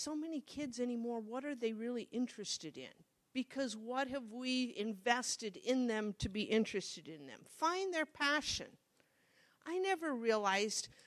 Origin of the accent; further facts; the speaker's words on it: Monroe, Nebraska, United States; I grew up in Monroe